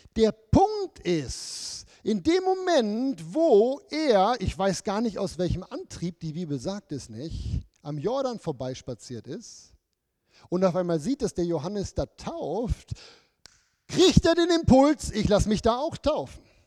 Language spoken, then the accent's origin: German; Germany; moved away; bei uns früher in Deutschland